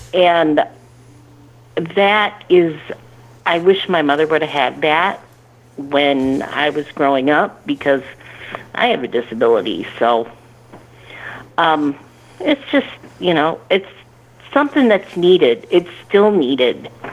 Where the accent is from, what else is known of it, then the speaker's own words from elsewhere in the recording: Michigan, United States; I'm from Michigan, same state Miss Betsy is